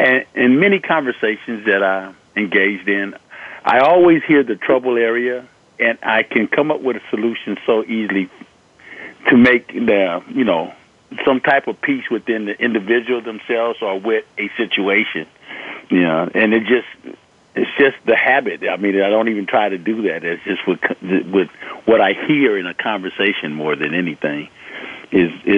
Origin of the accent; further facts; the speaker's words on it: Los Angeles, California, United States; also born or lived in Compton, California; I grew up in Los Angeles, in Watson, and in Compton